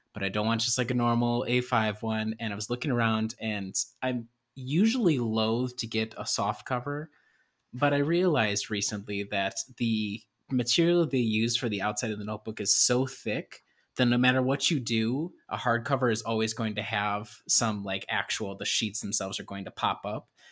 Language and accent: English; Illinois, United States; moved away; I am originally from Illinois